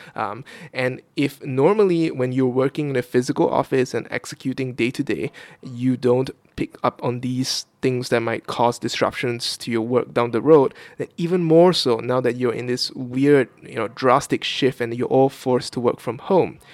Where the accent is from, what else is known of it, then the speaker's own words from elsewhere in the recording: Kuching, Sarawak, Malaysia; moved away as an adult; now in Vietnam; my hometown of Kuching, Sarawak, on the island of Borneo, uh, in the in Malaysia